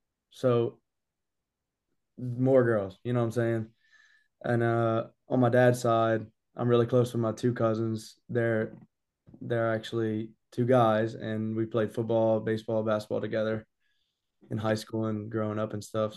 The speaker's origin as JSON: {"language": "English", "town": "Abbeville", "region": "Louisiana", "country": "United States", "said": "I'm from Abbeville, Louisiana, just like 20 minutes south of Lafayette"}